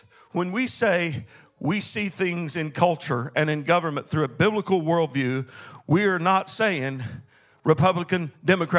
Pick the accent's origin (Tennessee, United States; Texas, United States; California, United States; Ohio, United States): Texas, United States; Longview; I was born in Longview, Texas